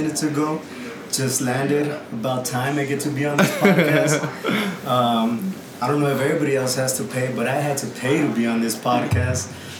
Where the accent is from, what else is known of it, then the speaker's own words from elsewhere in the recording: El Paso, Texas, United States; Born and raised in El Paso.